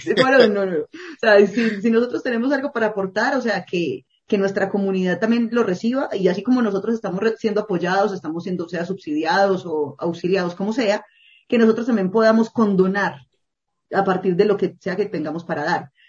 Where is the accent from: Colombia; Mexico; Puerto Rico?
Colombia; also born or lived in Medellín; en las zonas rurales de Colombia, en mi país